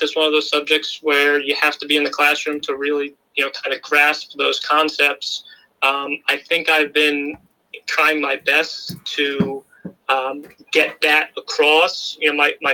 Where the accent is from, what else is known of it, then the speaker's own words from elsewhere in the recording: Washingtonville, New York, United States; also born or lived in Albany, New York / Port Jervis, New York; I grew up in Washingtonville, New York.